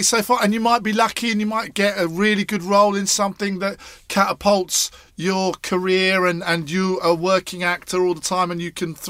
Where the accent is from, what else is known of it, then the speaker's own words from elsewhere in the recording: Scotland, United Kingdom; being Scottish as well.